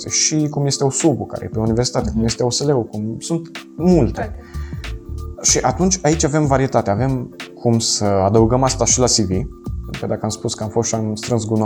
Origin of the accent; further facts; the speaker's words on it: Moldavia, Romania; now in Cluj-Napoca, Romania; mulți dintre noi aleg uh, Clujul, care sunt din Moldova, și pentru că vor să aibă un pic mai multă libertate de părinți.